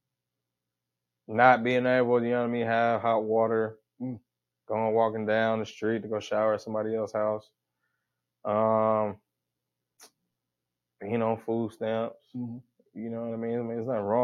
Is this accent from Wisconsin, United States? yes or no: no; Sacramento, California, United States; Sacramento, California. The north side